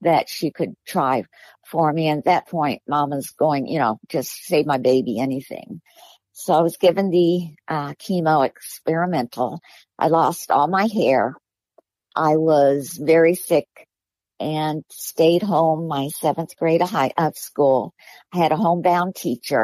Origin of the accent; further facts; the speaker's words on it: Miami, Florida, United States; I was born in Miami. I lived in a small little house with my mama and my dad and two siblings.